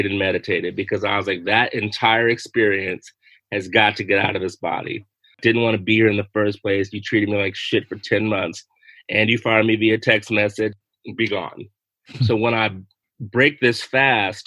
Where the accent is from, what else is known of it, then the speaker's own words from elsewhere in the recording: the South, United States; I'm from the South